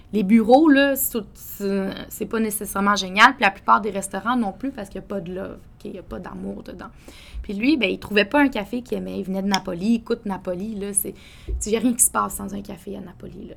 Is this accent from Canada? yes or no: yes; Quebec City, Quebec, Canada; moved away as an adult; also born or lived in Toronto; now in Montreal, Canada; j'ai grandi, euh, grandi à Québec avec mes parents